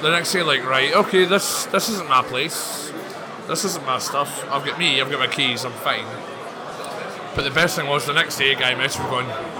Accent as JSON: {"language": "English", "town": "Glasgow", "region": "Scotland", "country": "United Kingdom", "said": "I'm from Glasgow"}